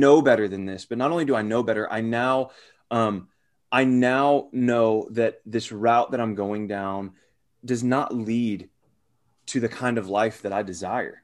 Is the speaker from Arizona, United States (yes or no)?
yes; Arizona, United States; moved away; also born or lived in Phoenix / Gwinnett, Georgia; those of us that are from Arizona, including myself